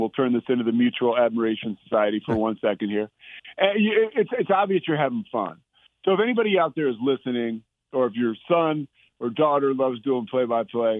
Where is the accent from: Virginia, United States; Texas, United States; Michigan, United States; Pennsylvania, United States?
Pennsylvania, United States; outside of Philadelphia; now in Waco, United States; growing up outside of Philadelphia